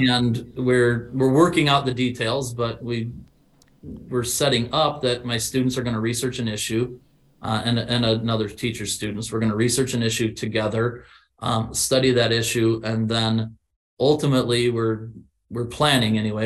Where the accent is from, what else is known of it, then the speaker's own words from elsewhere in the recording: Illinois, United States; I was from yeah. Illinois and not Texas.